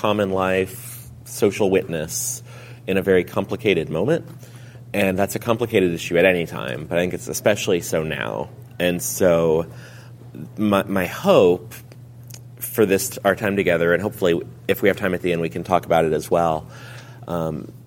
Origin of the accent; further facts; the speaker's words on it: Lincoln, Nebraska, United States; I'm from Lincoln, Nebraska.